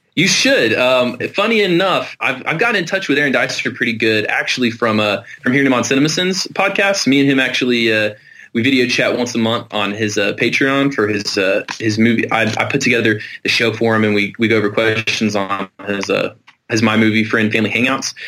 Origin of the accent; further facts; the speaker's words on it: Middle Tennessee, United States; I was born in Tennessee, I'm going to live in Tennessee, and I'm going to die in Tennessee